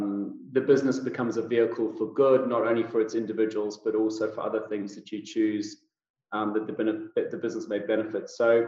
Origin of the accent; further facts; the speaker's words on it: South Africa; also born or lived in United Kingdom; now in United States; No, I'm South African born and bred. Most people don't get my accent right straight off the bat. And that's because it's been a little bit of a melting pot of British thrown in there from my 20 years living in the United Kingdom.